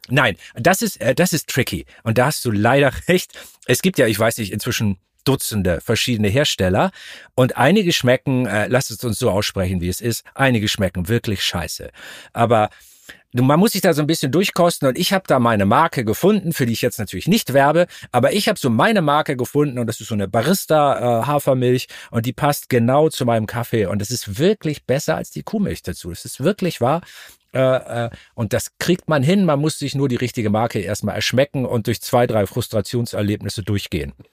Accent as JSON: {"language": "German", "area": "Altes Land", "region": "Lower Saxony", "country": "Germany", "tie": "born or raised there", "lives_now": "Hamburg, Germany", "said": "Ich komme aus Norddeutschland, aus dem alten Land, Obstanbaugebiet. Ich bin auf so einem landwirtschaftlichen Apfelnebenerwerbshof aufgewachsen."}